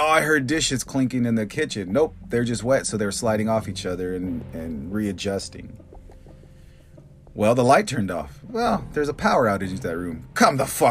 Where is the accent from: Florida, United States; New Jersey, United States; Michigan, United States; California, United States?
California, United States; Bakersfield; growing up in Bakersfield, it's 115 during the day and 100 degrees at night